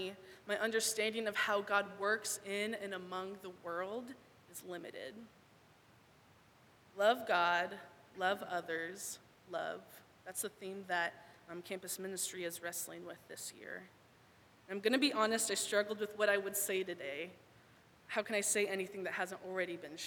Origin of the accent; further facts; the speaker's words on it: Thousand Oaks, California, United States; moved away as an adult; now in Portland, United States; I am from Thousand Oaks, but now I live in the Pacific Northwest